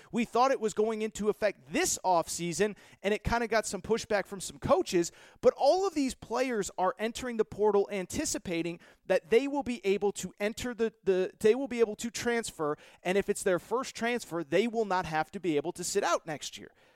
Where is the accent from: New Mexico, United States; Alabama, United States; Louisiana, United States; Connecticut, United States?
Connecticut, United States; I grew up in Connecticut, Yukon alum.